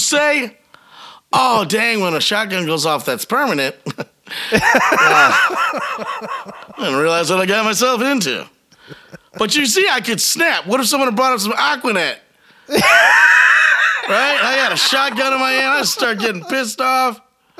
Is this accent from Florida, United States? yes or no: no; Michigan, United States; also born or lived in Biloxi, Mississippi; as a Michigander, I just really never fit in as a Michigander. I grew up in Biloxi, Mississippi from age 4 to 10. Mm-hmm. And that probably had more impact on me than living in Michigan the rest of my life almost